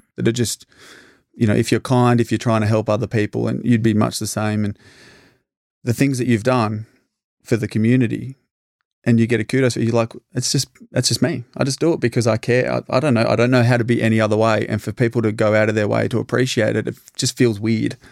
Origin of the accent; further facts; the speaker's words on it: Albury, New South Wales, Australia; her next door neighbor for five years growing up in East Albury.